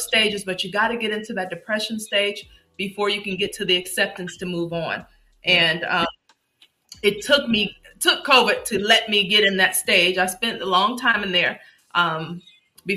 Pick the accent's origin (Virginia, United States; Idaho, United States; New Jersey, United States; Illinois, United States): Illinois, United States; Chicago; moved away; I'm from Chicago.